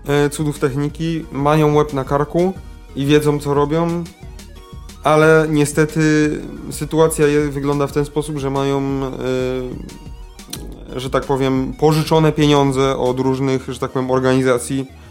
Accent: Lesser Poland, Poland; my z Małopolski

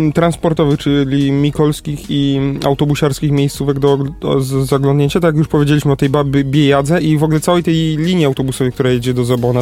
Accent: Kraków, Lesser Poland, Poland; jestem z Krakowa

